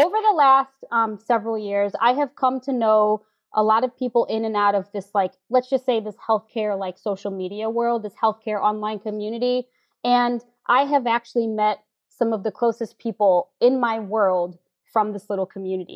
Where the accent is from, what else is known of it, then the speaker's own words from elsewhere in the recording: St. Louis, Missouri, United States; now in New York City, United States; I am a 38-year-old girl born and raised in St. Louis with a New York attitude